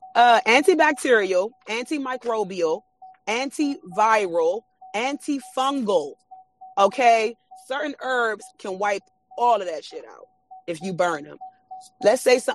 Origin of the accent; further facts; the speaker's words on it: Washington, District of Columbia, United States; born and raised in uh, Washington, D.C.